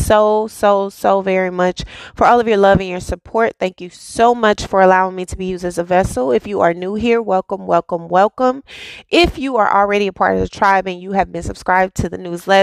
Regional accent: Dallas, Texas, United States; a girl who was born and raised in Oak Cliff

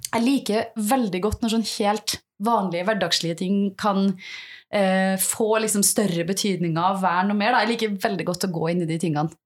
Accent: Selbu, Trøndelag, Norway; jeg vokste opp et sted i Trøndelag som heter Selbu

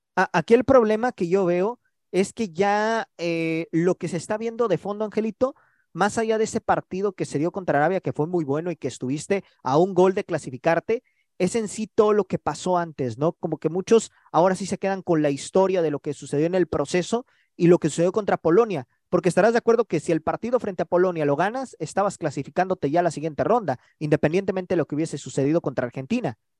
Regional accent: Mexico

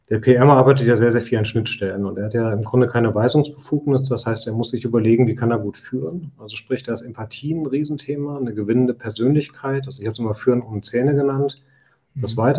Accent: Osnabrück, Lower Saxony, Germany; also born or lived in Nuremberg; Ich bin Osnabrücker, also geboren

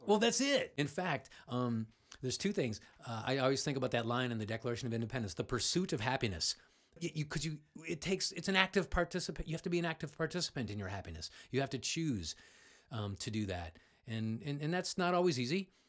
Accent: Cleveland, Ohio, United States; I grew up in Cleveland, just uh, son of a bricklayer

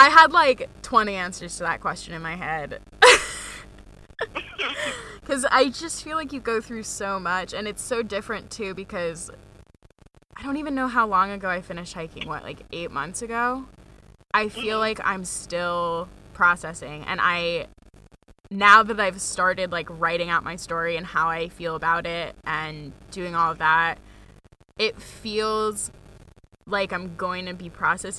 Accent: Maine, United States; now in North Carolina, United States; I was like, I'm from Maine. It's not cold in the South.

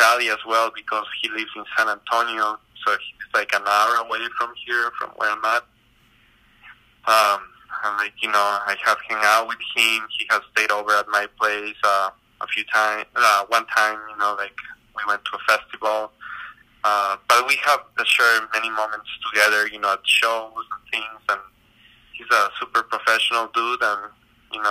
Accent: Ecuador; moved away; I grew up in South America. You know, in Ecuador

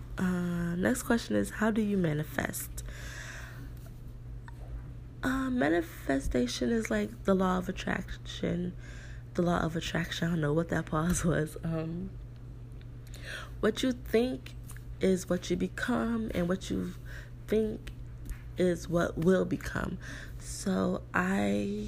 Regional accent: New York, United States; moved away as an adult; now in South Florida, United States; in New York, my hometown

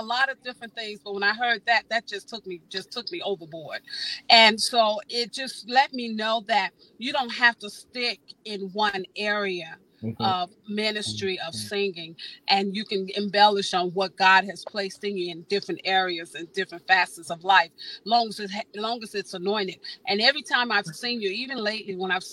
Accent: Chicago, Illinois, United States; moved away; I'm originally from Chicago

